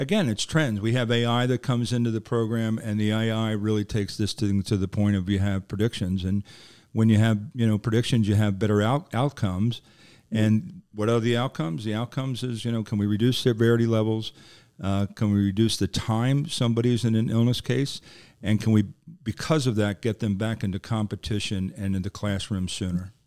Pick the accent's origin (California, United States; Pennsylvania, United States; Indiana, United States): Pennsylvania, United States; Philadelphia; I'm from Philadelphia